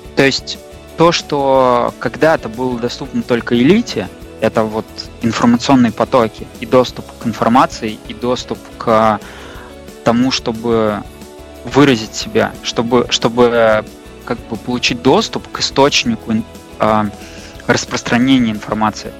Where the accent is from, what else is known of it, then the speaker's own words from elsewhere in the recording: Russia; also born or lived in Moscow; мы там из России